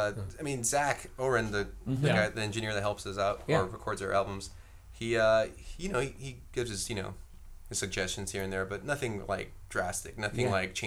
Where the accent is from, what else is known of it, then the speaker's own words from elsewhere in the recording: Whittier, California, United States; me and Cody are originally from Whittier